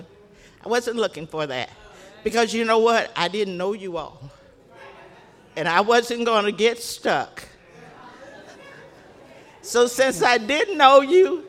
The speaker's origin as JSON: {"language": "English", "region": "the South", "country": "United States", "tie": "born or raised there", "moved": "yes", "lives_now": "Chicago, United States", "said": "I grew up in the South"}